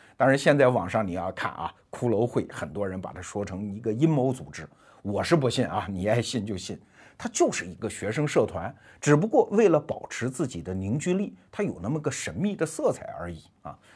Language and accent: Chinese; China; 我们中国人